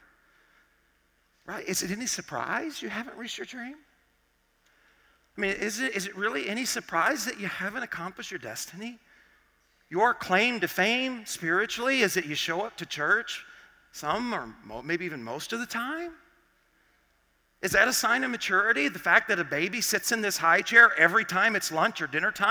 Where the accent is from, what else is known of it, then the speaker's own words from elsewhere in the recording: Arkansas, United States; I grew up in Arkansas